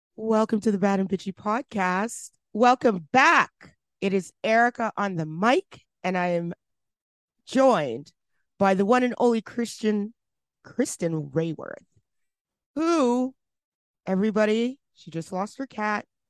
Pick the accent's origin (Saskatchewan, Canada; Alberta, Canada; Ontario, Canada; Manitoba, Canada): Alberta, Canada; Edmonton; from Edmonton, Alberta, my hometown